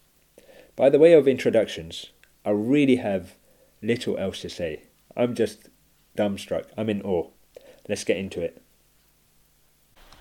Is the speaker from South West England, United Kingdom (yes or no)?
no; London, United Kingdom; I'm from East London